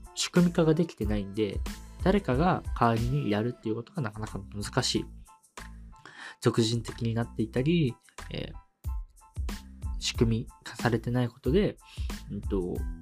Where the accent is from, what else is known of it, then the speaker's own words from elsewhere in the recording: Kyushu, Japan; 九州生まれ